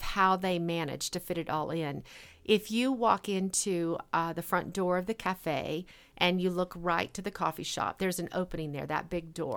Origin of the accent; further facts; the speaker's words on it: rural Arkansas, United States; moved away as an adult; also born or lived in Boulder, Colorado / Bay Area, California; now in Fort Collins, United States; I grew up in a place where a lot of people didn't have an opportunity for education.